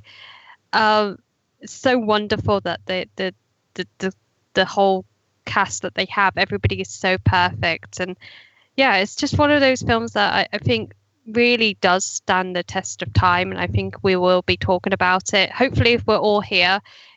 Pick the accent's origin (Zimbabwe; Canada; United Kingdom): United Kingdom; being a Brit myself